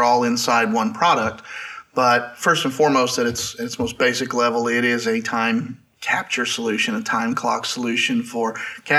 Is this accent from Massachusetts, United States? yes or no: no; Southwest Missouri, United States; I grew up in Southwest Missouri, which is where I still am today.